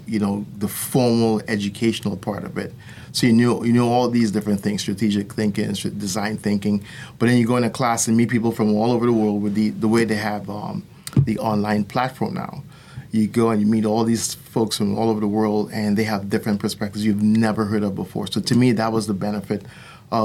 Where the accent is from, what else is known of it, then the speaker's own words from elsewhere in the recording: Trinidad & Tobago; moved away as an adult; also born or lived in New Jersey / Florida; now in United States; I was born in New Jersey, like I said in the past, and I grew up in the island of Trinidad. And but I came over here when I was 20 and went to USF